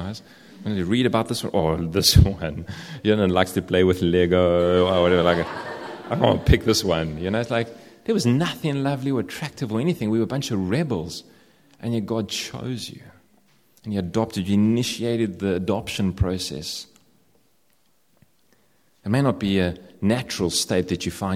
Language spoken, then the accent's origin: English; South Africa; I'm South African